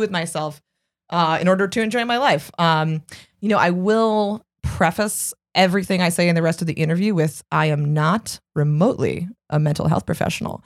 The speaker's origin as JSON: {"language": "English", "town": "Arlington", "region": "Virginia", "country": "United States", "tie": "born or raised there", "also_born_or_lived": "Washington, D.C.", "moved": "as an adult", "lives_now": "New York, United States", "said": "I am born and raised in Arlington, Virginia, and Washington, D C, and I moved to New York in two thousand seven"}